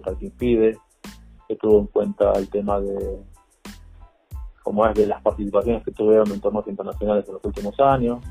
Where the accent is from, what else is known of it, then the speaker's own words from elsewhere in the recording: Argentina; moved away as an adult; now in Mexico; yo soy argentino